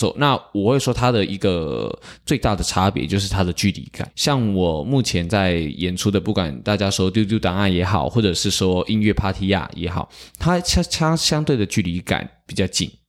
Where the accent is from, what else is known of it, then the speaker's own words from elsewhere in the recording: Tainan, Taiwan; 对，我是台南人